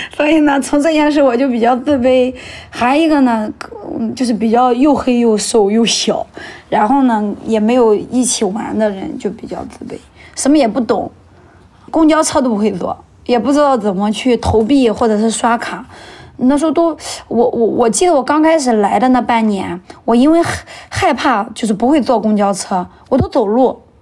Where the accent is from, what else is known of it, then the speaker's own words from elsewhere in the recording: Shandong, China; also born or lived in Weihai; now in Linyi, China; 一九九四年出生的，今年二十七岁。呃，所在的城市是山东省临沂市蓝山区